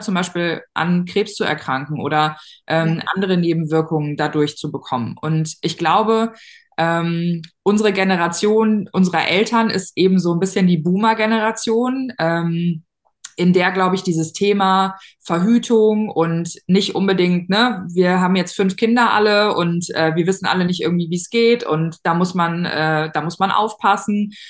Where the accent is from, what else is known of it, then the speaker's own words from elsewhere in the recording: near Cologne/Bonn, North Rhine-Westphalia, Germany; Ich komme aus der Nähe von äh, Köln, Bonn, da so die NRW-Ecke